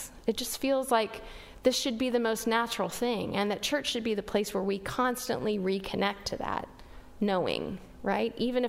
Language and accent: English; West Texas, United States; I grew up in West Texas